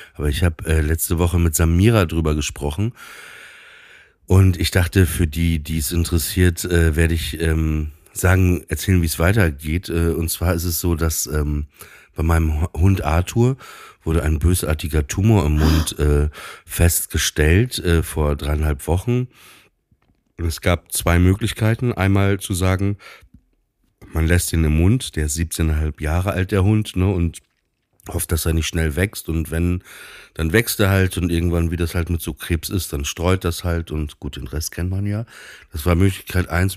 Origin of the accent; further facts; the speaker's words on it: Papenburg, Lower Saxony, Germany; moved away; ich bin ja in, auch auf dem Land groß geworden